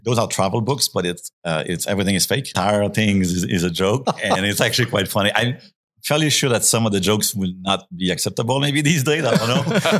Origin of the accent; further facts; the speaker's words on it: Quebec, Canada; we grew up in Quebec. We have 6 months a year of winter.